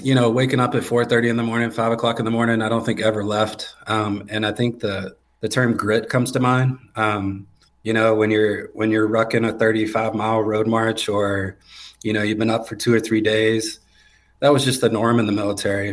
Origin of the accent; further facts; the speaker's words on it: Garner, North Carolina, United States; born and raised just outside of Raleigh in Garner, North Carolina